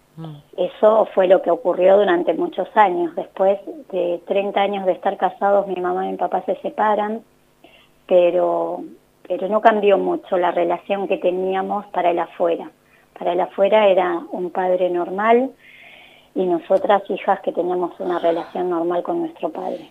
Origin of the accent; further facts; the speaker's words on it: La Plata, Buenos Aires Province, Argentina; now in Buenos Aires, Argentina; Yo nací en La Plata, vivo en Buenos Aires